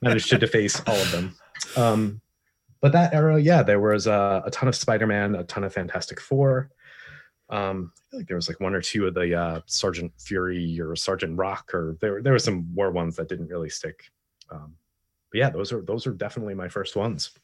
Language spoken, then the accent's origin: English; East Coast, United States; moved away; I'm originally from the East Coast